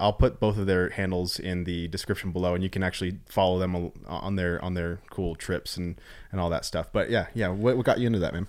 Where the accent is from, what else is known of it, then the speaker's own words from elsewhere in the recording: Arizona, United States; I'm from Arizona